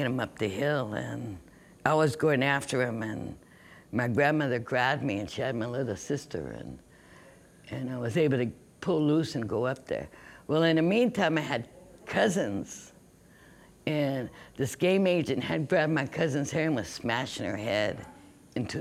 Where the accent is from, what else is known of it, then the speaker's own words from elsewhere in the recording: Nisqually River, Washington, United States; we grew up on the Nisqually River